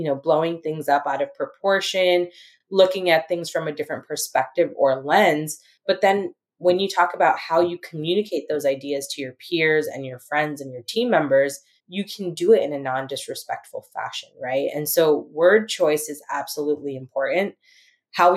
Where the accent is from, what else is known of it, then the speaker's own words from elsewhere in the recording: San Diego, California, United States; also born or lived in San Francisco; I was born and raised in America